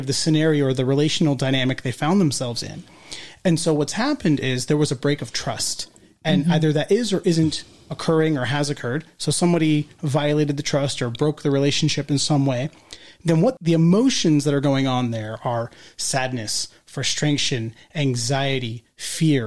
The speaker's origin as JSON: {"language": "English", "area": "Orange County", "region": "California", "country": "United States", "tie": "born or raised there", "also_born_or_lived": "Kolkata, India"}